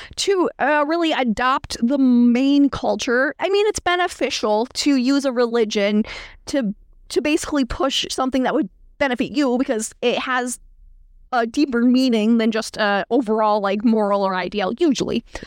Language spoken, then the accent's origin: English; New York, United States; I'm from New York State